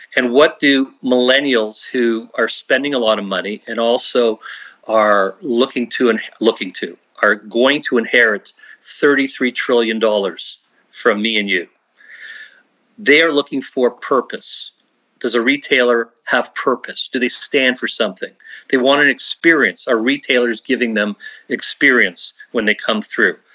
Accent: Canada; we are so Canadian. I mean, we're just so Canadian

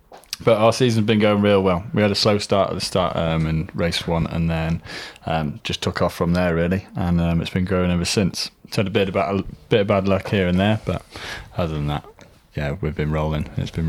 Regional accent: North Wales, United Kingdom; I'm from North Wales.

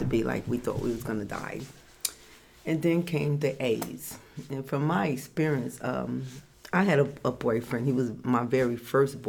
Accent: Newark, New Jersey, United States; I grew up in Newark, New Jersey

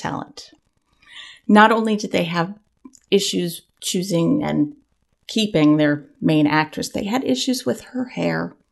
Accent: Central Florida, United States

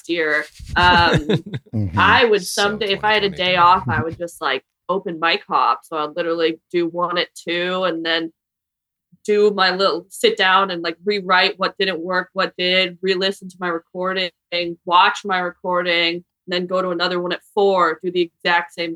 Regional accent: New York, United States; moved away; also born or lived in Vermont / Philadelphia; I'm from New York

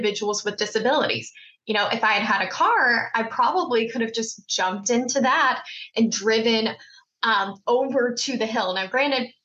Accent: Mississippi, United States; now in Maryland, United States; I grew up in Mississippi

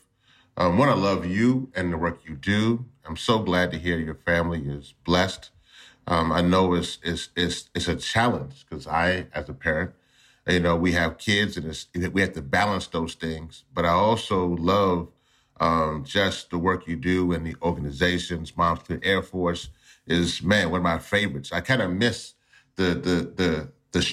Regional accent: the South, United States; a Southerner like me

